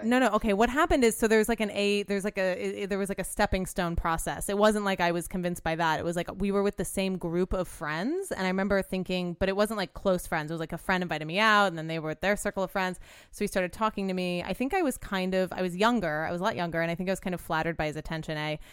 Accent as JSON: {"language": "English", "town": "New Orleans", "region": "Louisiana", "country": "United States", "moved": "yes", "lives_now": "Los Angeles, United States", "said": "I'm from New Orleans"}